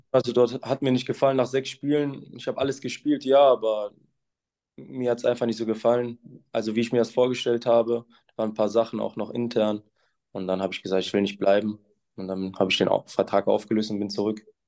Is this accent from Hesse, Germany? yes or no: no; Essen, North Rhine-Westphalia, Germany; moved away as an adult; now in Münster, Germany; ich bin in Essen geboren, das ist meine Heimatstadt